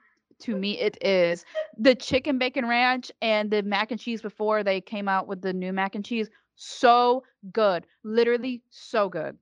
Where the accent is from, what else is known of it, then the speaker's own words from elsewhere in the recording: Alabama, United States; I'm from Alabama too